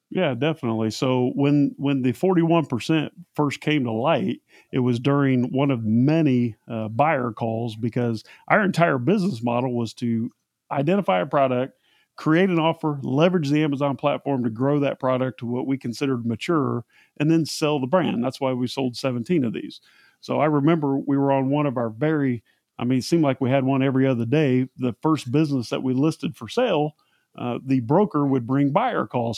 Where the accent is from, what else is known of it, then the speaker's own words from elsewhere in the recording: Central Indiana, United States; I'm from Central Indiana. Just happened to be the exact same small town that Seth is from